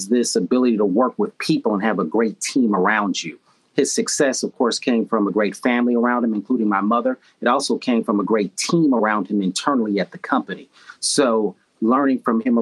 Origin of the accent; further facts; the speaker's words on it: Chicago, Illinois, United States; I am from Chicago. Third generation Chicagoan, and went to schools in the southern suburbs of Chicago